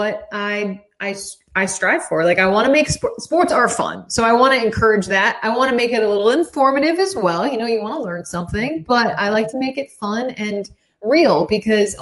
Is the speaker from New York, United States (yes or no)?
yes; Saratoga Springs, New York, United States; I grew up in Saratoga Springs, which is, 3.5 hours away from Rochester to the east.